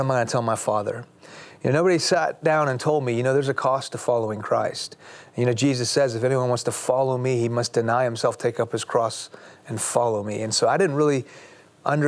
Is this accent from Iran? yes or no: yes; Iran; now in United States; I'm a Muslim because I'm from Iran